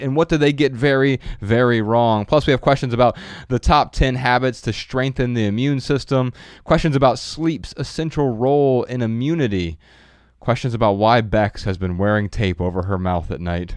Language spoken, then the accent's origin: English; Dayton, Ohio, United States; moved away as an adult; now in Los Angeles, United States; Growing up in Dayton, Ohio